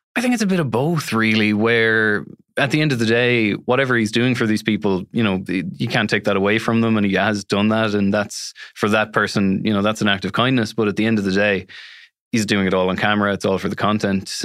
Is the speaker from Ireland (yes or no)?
yes; Galway, Connacht, Ireland; I'm from Galway City